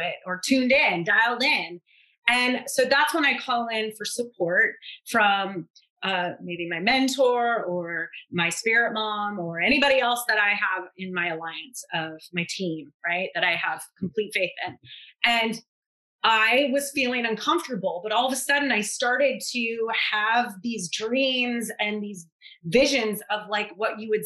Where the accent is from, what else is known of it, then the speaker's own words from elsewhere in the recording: New Orleans, Louisiana, United States; I'm from New Orleans